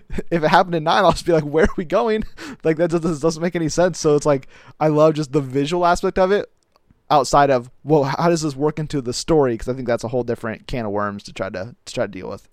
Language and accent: English; United States; as an American